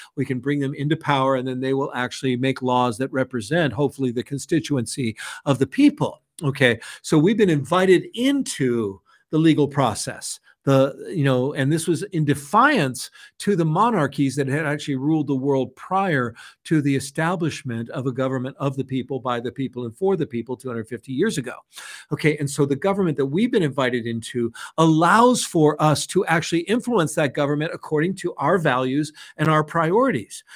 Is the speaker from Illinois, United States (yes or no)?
no; San Francisco, California, United States; I was raised in San Francisco by hippie parents